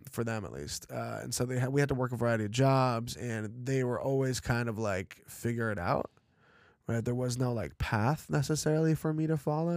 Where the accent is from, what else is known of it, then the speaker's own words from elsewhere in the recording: Los Angeles, California, United States; also born or lived in Chelyabinsk, Russia; L A is kind of like where I'm from